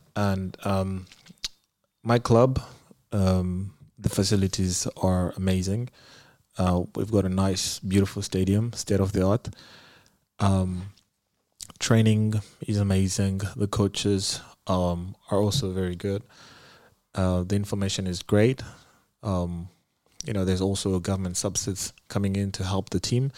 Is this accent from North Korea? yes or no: no; Zimbabwe; moved away as an adult; now in Bucharest, Romania; I'm from Zimbabwe